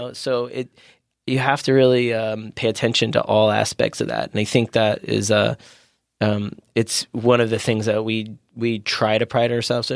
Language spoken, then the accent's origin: English; Maryland, United States; moved away as an adult; also born or lived in Washington, D.C.; now in San Diego, United States; I grew up in Maryland.